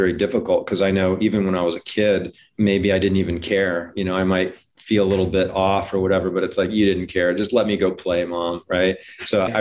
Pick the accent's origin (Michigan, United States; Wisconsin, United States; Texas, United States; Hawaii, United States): Hawaii, United States; I grew up in Hawaii